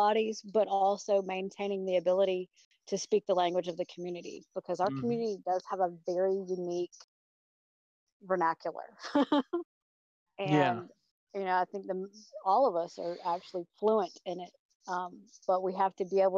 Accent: Atlanta, Georgia, United States; I'm from Atlanta, Georgia.

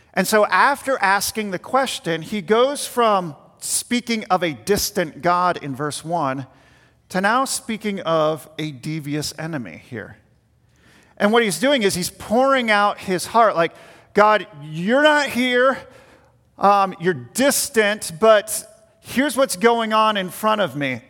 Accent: Richmond, Virginia, United States; the house that we had growing up in Richmond, Virginia

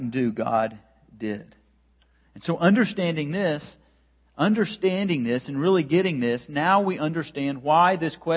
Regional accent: United States; as an American man who is very steeped in American culture and brought up in the American culture

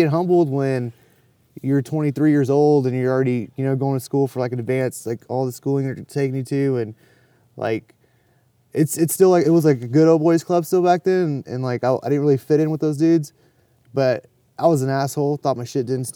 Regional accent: Dallas, Texas, United States; also born or lived in Phoenix, Arizona; I grew up in West Dallas

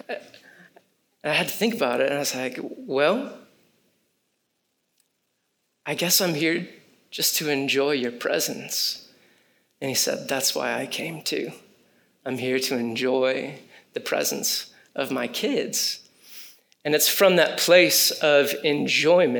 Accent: Michigan, United States; I grew up in Michigan

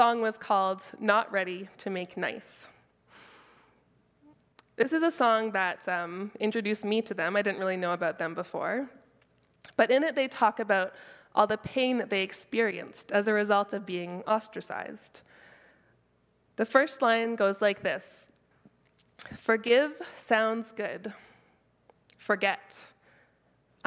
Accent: Keswick, Ontario, Canada; I'm from Keswick, but Keswick isn't super country

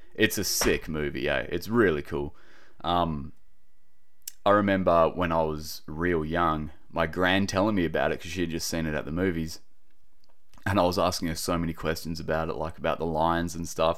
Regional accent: Australia; accent: Aussie; my typical Aussie accent.

